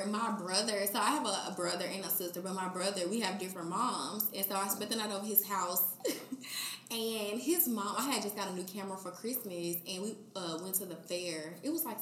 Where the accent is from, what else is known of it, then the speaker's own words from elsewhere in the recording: Memphis, Tennessee, United States; I'm from Memphis.